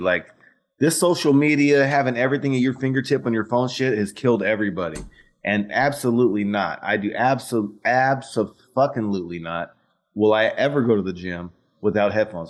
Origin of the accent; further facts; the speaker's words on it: Fresno, California, United States; I grew up in Fresno